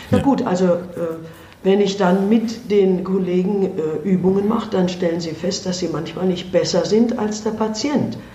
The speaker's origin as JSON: {"language": "German", "country": "India", "moved": "yes", "said": "Und der ist einfach gewachsen auch äh, durch das, was ich in meinem Heimatland erlebt habe. Und da konnte ich ihm nur sagen, wenn ich in Indien therapiert hätte, dann hätte ich nur so therapiert wie Sie."}